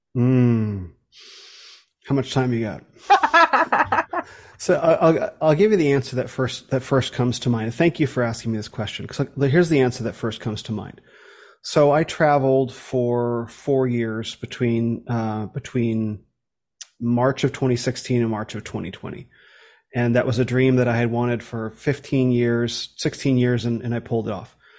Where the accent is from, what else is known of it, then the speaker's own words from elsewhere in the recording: United States; coming from America